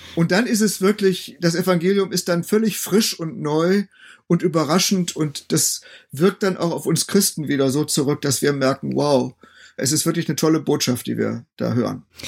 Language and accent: German; North Rhine-Westphalia, Germany; moved away as an adult; also born or lived in Münster / Bethel, Bielefeld / Greifswald; Ich komme ja nun nicht aus Ostdeutschland, sondern bin als Westfale eher in einem satten volkskirchlichen Kontext aufgewachsen